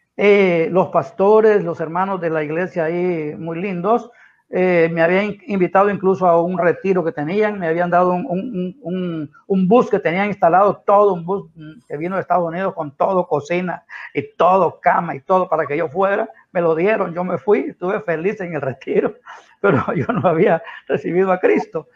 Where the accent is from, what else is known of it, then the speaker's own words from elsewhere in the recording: Santa Bárbara, Honduras; now in San Pedro Sula, Honduras; yo vengo de Santa Bárbara, mi familia es de Santa Bárbara, nací en un, en un monte bien elevado allá, en una, una aldea que se llama La Alianza, en Colina Santa Bárbara